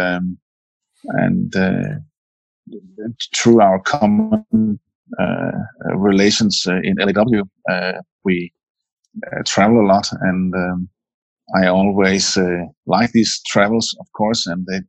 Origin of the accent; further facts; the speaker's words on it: Denmark; I'm a native Danish person, although I told you before that we all come from Germany, but my surname is German, and if I go back long enough, I find German ancestors. I was born here in Denmark